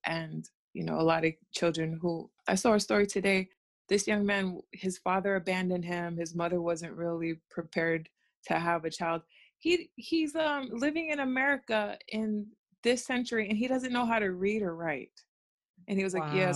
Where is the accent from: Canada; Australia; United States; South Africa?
United States; accent: American; my American accent.